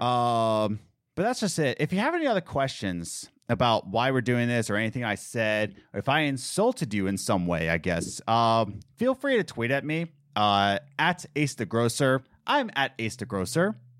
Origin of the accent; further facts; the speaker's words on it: Philadelphia, Pennsylvania, United States; I'm from Philadelphia